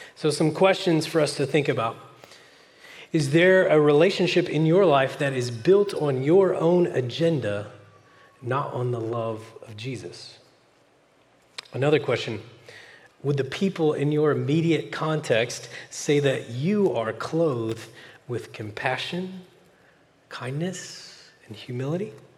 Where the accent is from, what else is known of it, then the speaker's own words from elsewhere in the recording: Oklahoma, United States; moved away as an adult; now in California, United States; I'm from Oklahoma originally, but I've lived in California eight years now